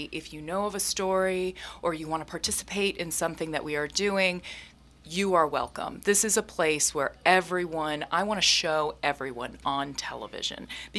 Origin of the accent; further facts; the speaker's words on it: New England, United States; moved away as an adult; also born or lived in New York City / Botswana; now in Ketchikan, United States; I come from New England, so I did grow up near the ocean